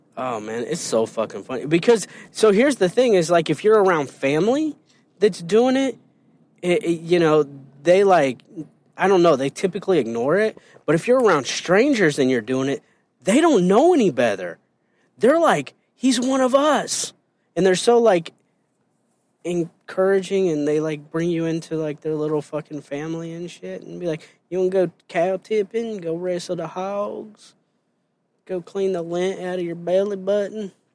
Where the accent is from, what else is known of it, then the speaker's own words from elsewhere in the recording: Indiana, United States; moved away; also born or lived in Illinois; I grew up in Indiana, and I never had Popeye's chicken till I moved to Illinois.